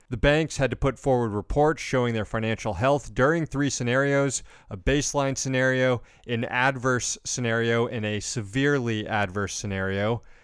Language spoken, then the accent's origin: English; Daytona Beach, Florida, United States; in my hometown of Daytona Beach, the biggest hotel there was a Marriott growing up